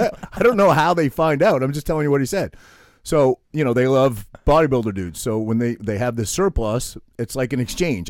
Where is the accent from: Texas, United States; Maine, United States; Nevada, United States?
Maine, United States; I'm this kid from Maine